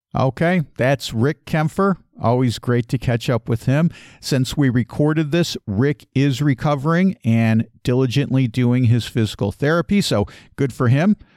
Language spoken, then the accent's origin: English; Chicago, Illinois, United States; I grew up in Chicagoland